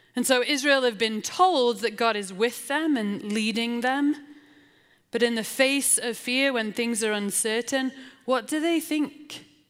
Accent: England, United Kingdom; also born or lived in Portland, Oregon; now in Salt Lake City, United States; I'm English

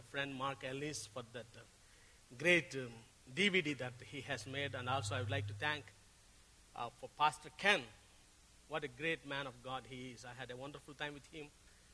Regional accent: Tenali, Andhra Pradesh, India; I came from South India, a place called Tenali, which is near to Hyderabad.

